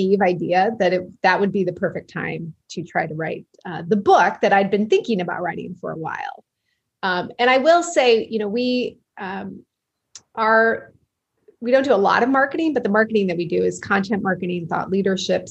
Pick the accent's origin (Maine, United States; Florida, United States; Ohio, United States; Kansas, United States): Kansas, United States; Manhattan; moved away as an adult; also born or lived in Washington, D.C.; I grew up in Kansas in a town called Manhattan, Kansas